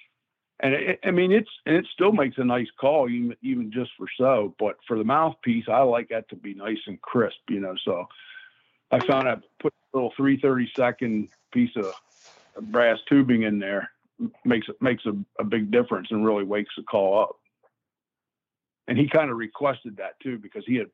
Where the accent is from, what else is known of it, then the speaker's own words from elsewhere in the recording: Greencastle, Pennsylvania, United States; also born or lived in Kutztown, Pennsylvania; I'm from Kutztown, Pennsylvania. I grew up in Greencastle, Pennsylvania.